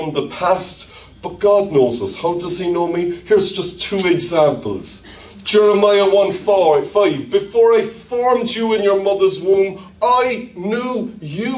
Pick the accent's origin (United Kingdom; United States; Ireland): Ireland; accent: Irish; my Irish accent